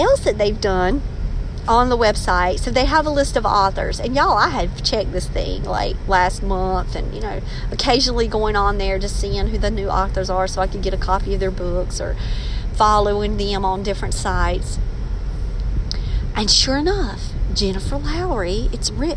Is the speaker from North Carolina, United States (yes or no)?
yes; Maxton, North Carolina, United States; accent: country slang unique to Maxton, North Carolina; my accent, holding on to that country slang that is unique to Maxton, North Carolina